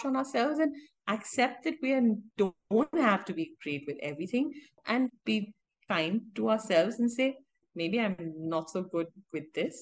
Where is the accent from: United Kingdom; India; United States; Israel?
India; I'm an Indian, yes, I'm a woman, and yes, I'm an architect.